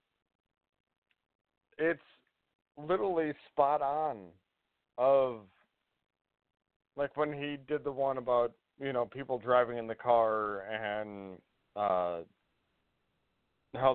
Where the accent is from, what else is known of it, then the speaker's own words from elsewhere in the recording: Houston, Texas, United States; I grew up in Texas